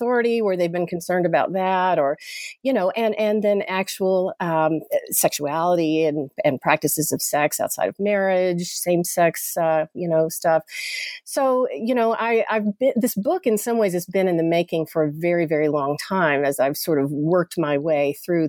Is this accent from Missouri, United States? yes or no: no; Chattanooga, Tennessee, United States; I'm from Chattanooga, Tennessee, originally, and grew up Southern Baptist